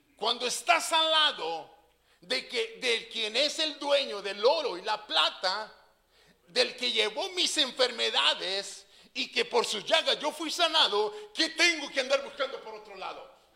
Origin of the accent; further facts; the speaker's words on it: Mexico; nosotros como buenos mexicanos